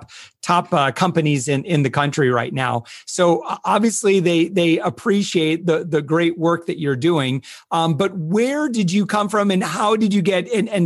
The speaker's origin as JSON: {"language": "English", "town": "Kalamazoo", "region": "Michigan", "country": "United States", "said": "I was from West Michigan, Kalamazoo"}